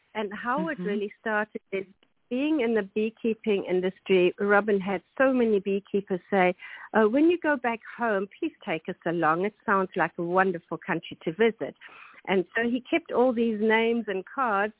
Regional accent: KwaZulu-Natal, South Africa; first language German; English is a second language; moved away; I grew up there most of my life, my childhood, in on a farm in the rural area of KwaZulu-Natal

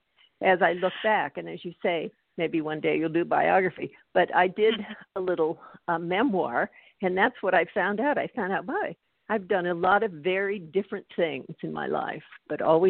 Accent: Bakersfield, California, United States; I was raised in Bakersfield, California, in the heat

